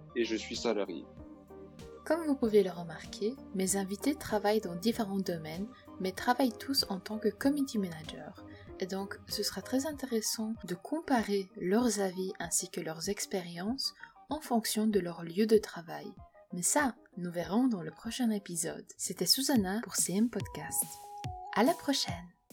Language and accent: French; Poland; je suis polonaise